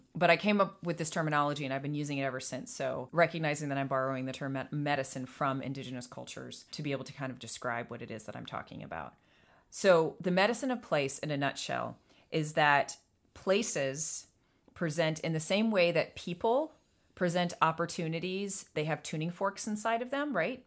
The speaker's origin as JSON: {"language": "English", "town": "Atlanta", "region": "Georgia", "country": "United States", "tie": "born or raised there", "moved": "yes", "said": "I was born in Atlanta. I was raised in Atlanta."}